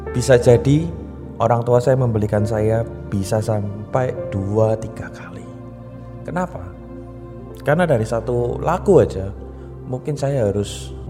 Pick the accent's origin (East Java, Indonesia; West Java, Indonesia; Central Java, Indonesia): Central Java, Indonesia; Surakarta; Perkenalkan … saya dari Solo.